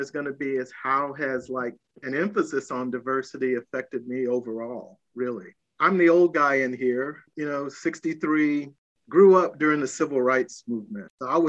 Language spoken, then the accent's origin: English; Greensboro, North Carolina, United States; also born or lived in Charlotte, North Carolina; growing up in the South, I mean, I grew up in Greensboro, North Carolina and Charlotte.